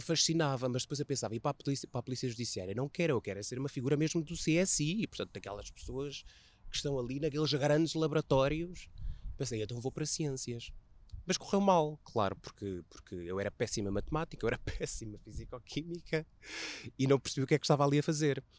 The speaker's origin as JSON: {"language": "Portuguese", "town": "Águeda", "region": "Aveiro District", "country": "Portugal", "said": "faço parte do distrito de Aveiro, mas eu sou do Conselho de Águeda e dentro de Águeda sou de uma pequeníssima aldeia"}